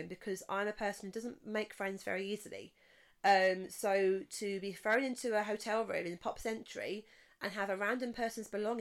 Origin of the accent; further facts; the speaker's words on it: England, United Kingdom; I'm an English person.